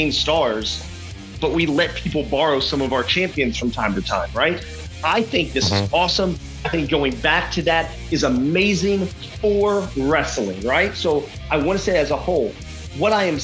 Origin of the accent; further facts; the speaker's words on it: Memphis, Tennessee, United States; we're from Memphis